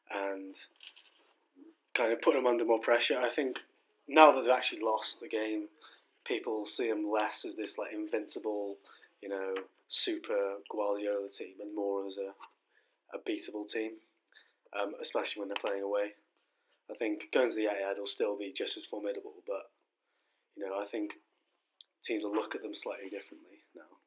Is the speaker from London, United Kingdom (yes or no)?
no; Shrewsbury, West Midlands, United Kingdom; I'm from Shrewsbury